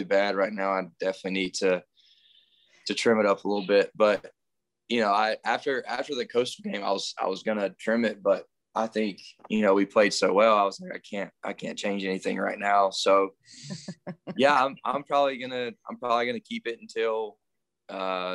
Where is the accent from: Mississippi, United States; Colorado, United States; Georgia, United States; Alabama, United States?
Alabama, United States; Andalusia; growing up in Andalusia, a small town